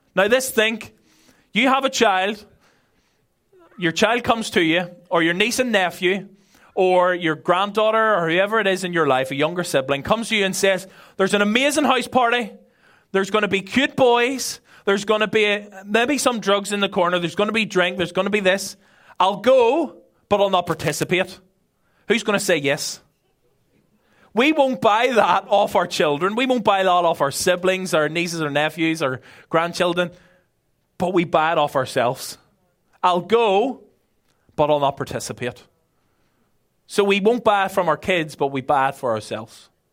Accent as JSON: {"language": "English", "town": "Belfast", "region": "Northern Ireland", "country": "United Kingdom", "tie": "born or raised there", "moved": "as an adult", "lives_now": "Ireland", "said": "I'm originally from Belfast"}